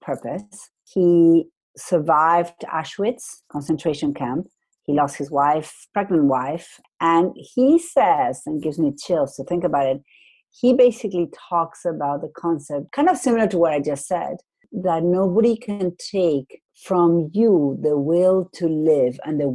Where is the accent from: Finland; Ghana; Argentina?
Argentina; moved away; I come from Argentina. I went to a semi-private school